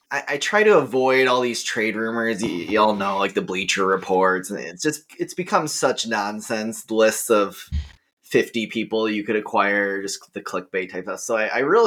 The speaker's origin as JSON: {"language": "English", "region": "Minnesota", "country": "United States", "moved": "yes", "lives_now": "Austin, United States", "said": "While I'm originally from Minnesota, I do now live in Austin, Texas"}